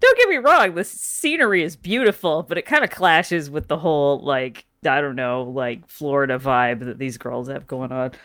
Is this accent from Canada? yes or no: yes; Canada; I grew up in Canada